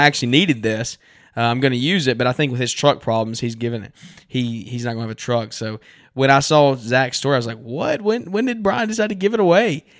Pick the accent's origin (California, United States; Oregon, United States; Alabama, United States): Alabama, United States; Central; we're from Central Alabama